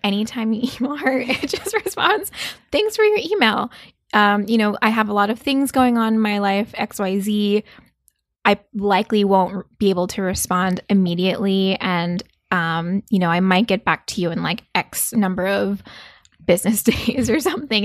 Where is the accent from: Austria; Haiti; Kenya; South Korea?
South Korea; moved away; also born or lived in New York; I grew up in South Korea, um, as a child